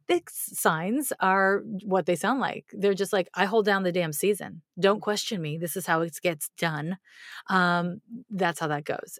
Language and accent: English; Montreal, Quebec, Canada; now in United States; I grew up in Montreal